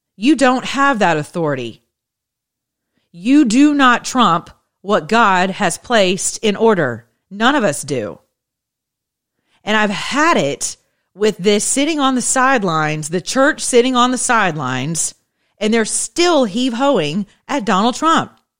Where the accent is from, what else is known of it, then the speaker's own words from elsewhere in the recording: the South, United States; now in Atlanta, United States; I'm from the South. I'm as Southern as a biscuit.